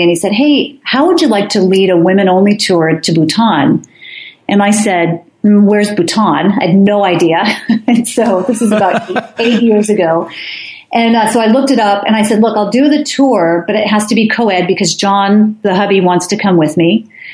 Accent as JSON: {"language": "English", "region": "New Jersey", "country": "United States", "tie": "born or raised there", "moved": "yes", "said": "I grew up in New Jersey"}